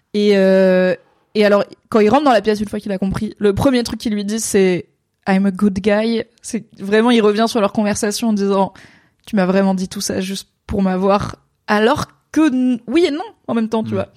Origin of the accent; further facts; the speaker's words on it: France; en tant que Français